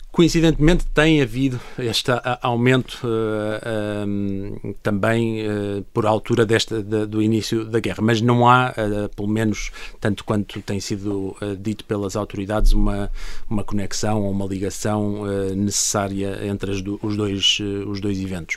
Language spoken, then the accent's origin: Portuguese; Portugal; nós como portugueses estando em Portugal